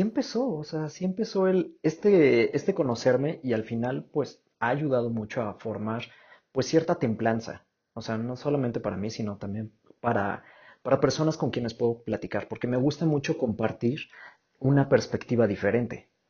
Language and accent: Spanish; Mexico